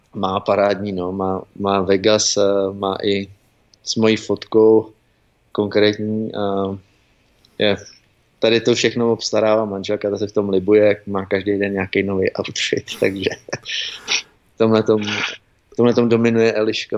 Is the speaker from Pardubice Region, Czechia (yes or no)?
yes; Pardubice, Pardubice Region, Czechia; moved away as an adult; now in United States; jsem z Pardubic narozený a, a i teďka tam trávím léta, co, když jezdím domů